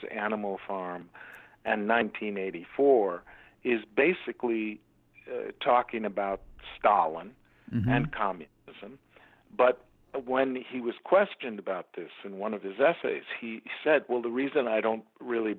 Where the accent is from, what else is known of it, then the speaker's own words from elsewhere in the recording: Chicago, Illinois, United States; moved away; But I grew up in America. The land that we're talking about was Chicago